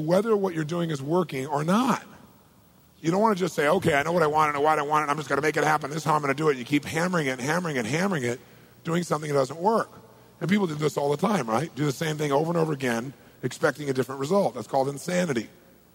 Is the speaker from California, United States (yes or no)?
yes; Southern California, United States; I'm from Southern California